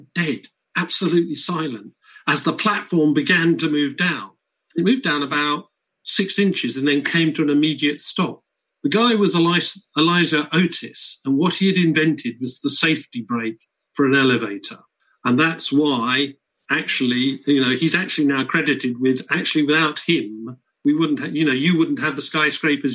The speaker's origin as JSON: {"language": "English", "country": "United Kingdom", "said": "being British"}